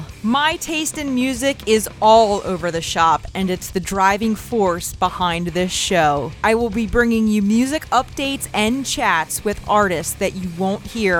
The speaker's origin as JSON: {"language": "English", "country": "United States", "accent": "American", "said": "my American accent versus my husband in the next room who's English."}